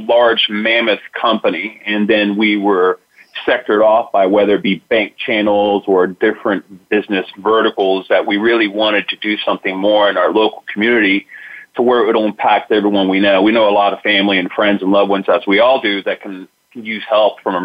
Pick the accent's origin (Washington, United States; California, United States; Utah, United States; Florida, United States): Florida, United States; Lakeland; also born or lived in Tampa, Florida; I'm originally from Florida. My parents are Cuban immigrants from Cuba.